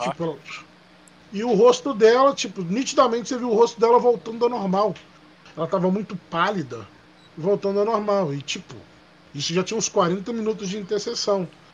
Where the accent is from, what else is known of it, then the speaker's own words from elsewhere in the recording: Minas Gerais, Brazil; moved away; Tem muitos anos que eu saí de Minas